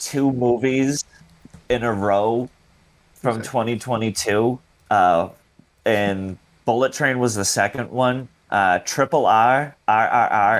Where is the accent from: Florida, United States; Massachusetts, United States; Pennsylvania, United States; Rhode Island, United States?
Massachusetts, United States; Boston; accent: Boston; my Boston accent